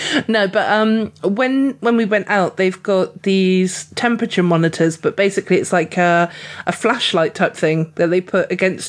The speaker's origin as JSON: {"language": "English", "region": "England", "country": "United Kingdom", "said": "I'm highly sunburnt because I'm definitely an English rose, you know."}